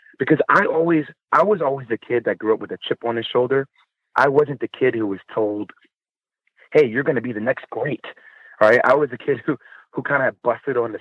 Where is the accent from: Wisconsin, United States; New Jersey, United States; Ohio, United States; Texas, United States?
New Jersey, United States; I'm from Jersey